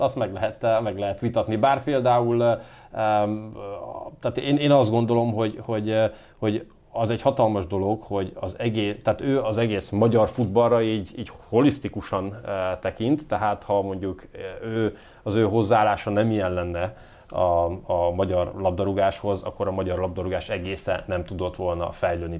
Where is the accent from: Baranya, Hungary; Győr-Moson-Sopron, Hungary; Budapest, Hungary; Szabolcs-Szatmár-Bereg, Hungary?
Győr-Moson-Sopron, Hungary; Győr; also born or lived in Komárom; now in Göd, Hungary; Én Győrben nevelkedtem